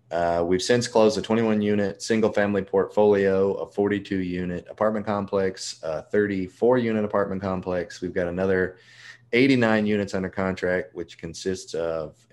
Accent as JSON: {"language": "English", "town": "Memphis", "region": "Tennessee", "country": "United States", "also_born_or_lived": "Nebraska", "lives_now": "Mobile, United States", "said": "I was actually born in Nebraska, but I I'm from Memphis, Tennessee. That's what I tell everyone. My dad was in the Navy. We moved around a lot. And Memphis is where we resided the longest."}